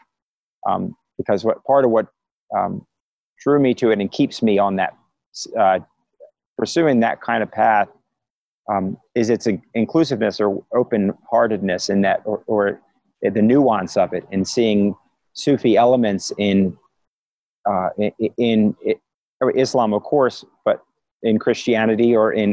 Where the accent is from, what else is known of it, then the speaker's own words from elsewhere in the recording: Philadelphia, Pennsylvania, United States; I was raised in Philadelphia